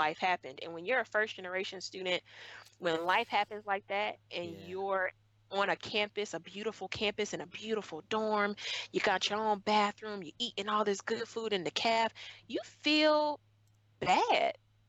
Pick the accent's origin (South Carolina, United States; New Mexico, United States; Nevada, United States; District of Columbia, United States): South Carolina, United States; Orangeburg; coming from Orangeburg, South Carolina, where I come from, knowing the level of poverty, knowing the way that many people look at us because we are from Orangeburg, South Carolina